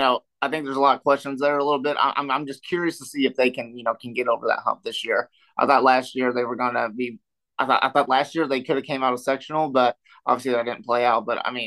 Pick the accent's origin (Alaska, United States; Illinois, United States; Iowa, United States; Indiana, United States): Indiana, United States; Southern; I'm from the Southern Indiana area